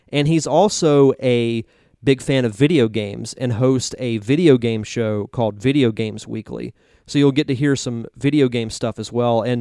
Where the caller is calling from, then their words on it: Pensacola, Florida, United States; I am broadcasting this from Pensacola, Florida, in the Gulf Coast area, Northwest Florida.